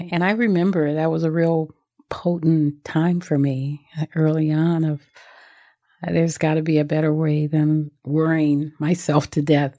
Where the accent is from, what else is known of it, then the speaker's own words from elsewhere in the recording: Los Angeles, California, United States; I grew up in South Central Los Angeles